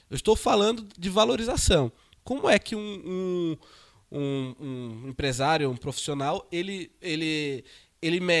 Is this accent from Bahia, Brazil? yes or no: no; Recife, Pernambuco, Brazil; eu venho de Recife, Recife temos a Brad, em Recife, as, os empresários almoçam junto